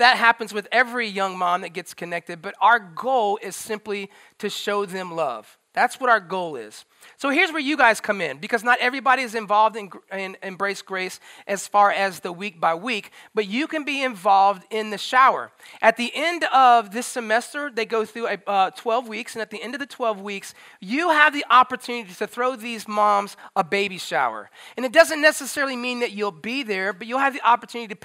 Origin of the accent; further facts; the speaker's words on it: Tampa, Florida, United States; moved away; That's actually where I'm from. I'm from Tampa